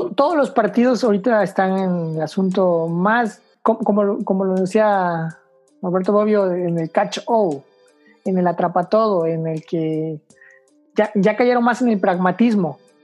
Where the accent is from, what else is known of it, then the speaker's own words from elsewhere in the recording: Mexico; tenemos que como mexicanos